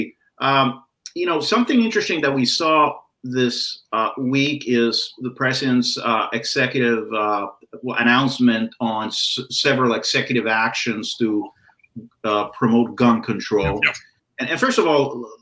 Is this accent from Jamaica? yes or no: no; United States; We are the American people.